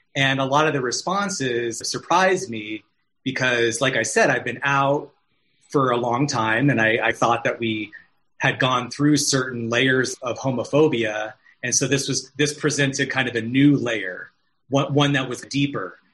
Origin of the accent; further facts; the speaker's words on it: Arizona, United States; now in California, United States; I'm from Arizona, and so I was home visiting my family